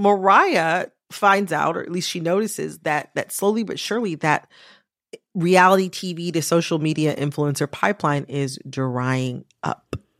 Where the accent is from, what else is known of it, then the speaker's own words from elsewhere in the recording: Michigan, United States; moved away as an adult; also born or lived in Washington, D.C.; a Midwesterner, as someone from Michigan